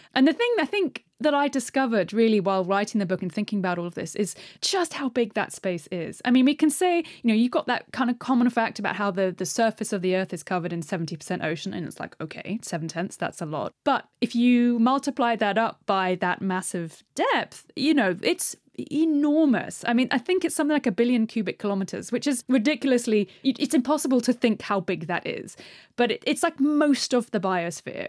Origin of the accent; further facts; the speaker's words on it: United Kingdom; being British